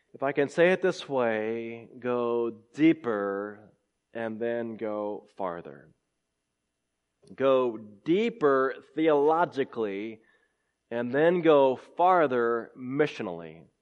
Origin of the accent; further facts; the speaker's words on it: California, United States; now in Clemson, United States; I was born in California